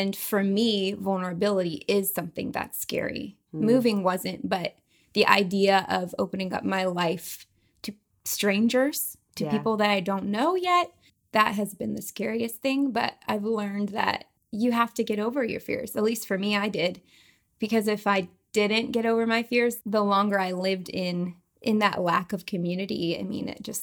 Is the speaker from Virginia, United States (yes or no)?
yes; Charlottesville, Virginia, United States; moved away as an adult; also born or lived in Oklahoma; now in Tulsa, United States; my hometown of Charlottesville